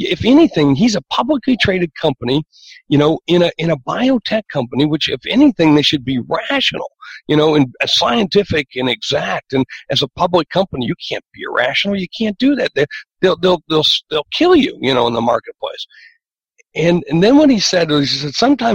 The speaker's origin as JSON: {"language": "English", "region": "South Dakota", "country": "United States", "said": "I'm from South Dakota."}